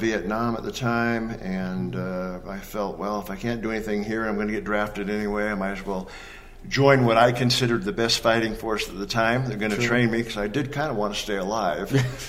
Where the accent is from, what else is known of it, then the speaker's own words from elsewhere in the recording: Pacific Northwest, United States; I grew up in the Northwest, Washington, Oregon, Idaho, Montana area.